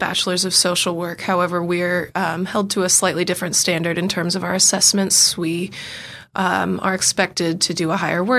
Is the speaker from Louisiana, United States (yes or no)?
no; San Francisco, California, United States; moved away as an adult; now in Dunedin, New Zealand; I am from San Francisco, California, very happily so. And while I loved it there, I'm quite loving it in Dunedin and happy to stay.